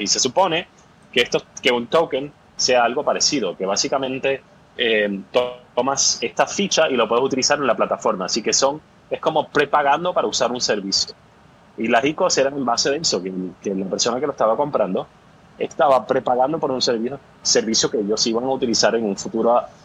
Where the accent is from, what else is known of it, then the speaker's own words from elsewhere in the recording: Puerto Rico; also born or lived in New York / Boston / London / Sweden; now in San Francisco, United States; yo soy originalmente de Puerto Rico y ahora estoy viviendo en San Francisco, pero llegué aquí a través de Nueva York, Boston, Londres y Suecia